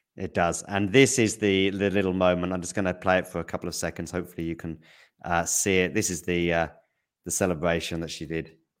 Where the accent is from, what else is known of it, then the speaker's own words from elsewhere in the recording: United Kingdom; I'm British